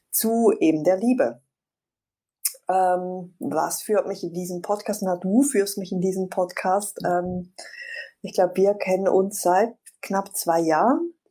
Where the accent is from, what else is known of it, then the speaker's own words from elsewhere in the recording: Switzerland; ich bin Schweizerin